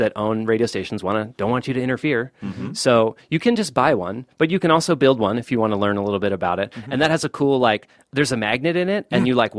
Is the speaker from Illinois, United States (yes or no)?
no; Boston, Massachusetts, United States; moved away; I grew up listening to like WMBR, Cambridge, and I grew up in Boston.